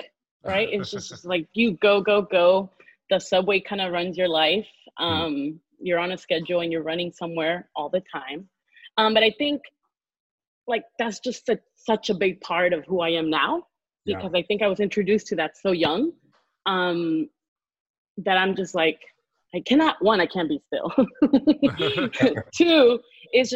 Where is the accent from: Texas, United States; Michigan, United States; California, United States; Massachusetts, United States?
Texas, United States; Houston; moved away as an adult; also born or lived in New York; born and raised in Houston.